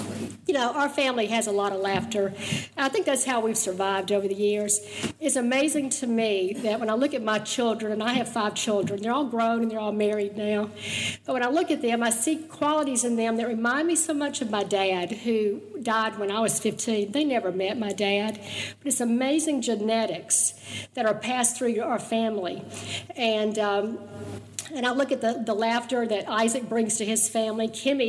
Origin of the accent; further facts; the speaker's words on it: Jackson, Mississippi, United States; also born or lived in Baton Rouge, Louisiana / New Orleans, Louisiana; We both grew up in Jackson, Mississippi.